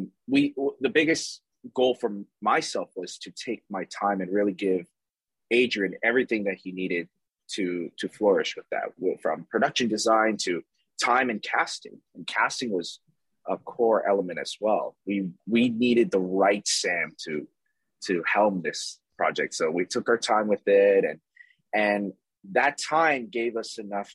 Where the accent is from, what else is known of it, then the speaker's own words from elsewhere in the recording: Toronto, Ontario, Canada; we're from Toronto, Canada